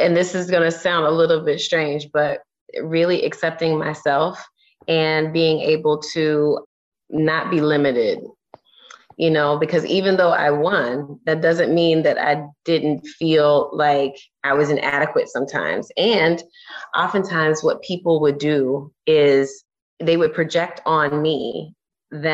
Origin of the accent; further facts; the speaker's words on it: Orlando, Florida, United States; I'm from Orlando, Florida. I'm just a girl from Orlando